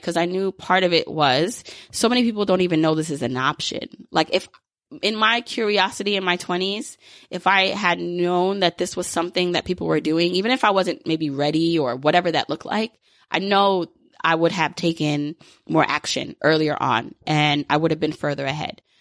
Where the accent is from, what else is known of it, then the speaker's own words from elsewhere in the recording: New York, United States; I grew up in New York